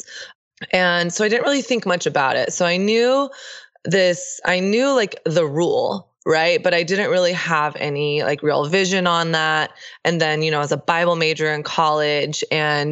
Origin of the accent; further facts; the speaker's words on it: Texas, United States; I grew up in the South. I grew up in Texas